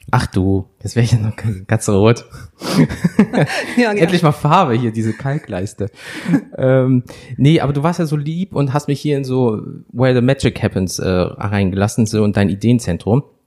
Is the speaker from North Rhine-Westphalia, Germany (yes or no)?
yes; Wuppertal, North Rhine-Westphalia, Germany; Heute sind wir in Wuppertal, meiner Heimat